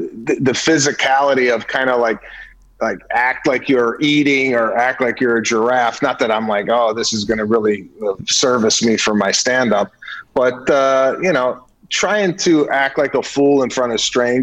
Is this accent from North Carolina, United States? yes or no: no; Arlington Heights, Illinois, United States; moved away as an adult; now in California, United States; I'm from the northwest suburbs of Arlington Heights, not Chicago proper